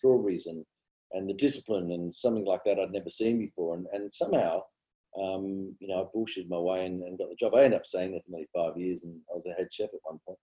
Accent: Sydney, New South Wales, Australia; also born or lived in Tamworth, New South Wales; I pretty much did my sort of, you know, schooling years out west.

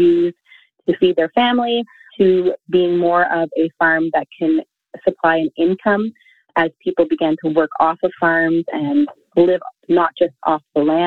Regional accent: Quebec, Canada; I'm from the rural community of Queal, Quebec, which I don't have a French accent, but I am fifth generation, my children are the sixth generation of our family farm here in Quebec.

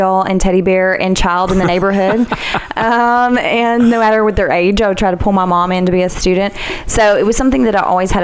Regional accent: Goodlettsville, Tennessee, United States; I grew up in Gullettsville

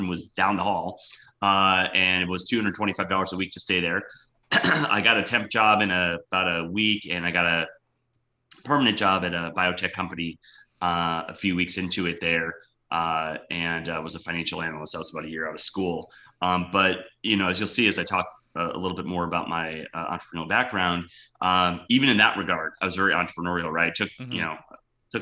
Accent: Wisconsin, United States; moved away as an adult; also born or lived in California; now in Miami, United States; I'm a Wisconsin sports fan in general, because okay, that's where I grew up.

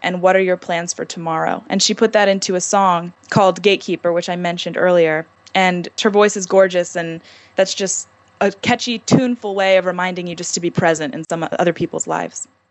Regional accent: Annapolis, Maryland, United States; I'm from Annapolis, Maryland

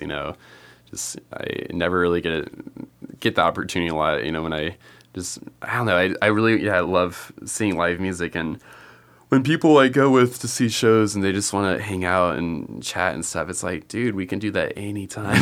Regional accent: California, United States; I grew up in California

